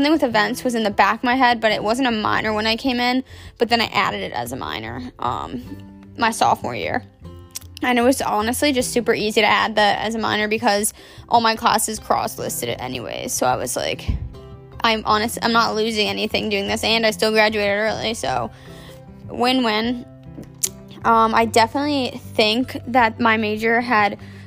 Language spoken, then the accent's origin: English; Maryland, United States; also born or lived in Delaware; I'm from Maryland, born and raised. I've lived there my whole life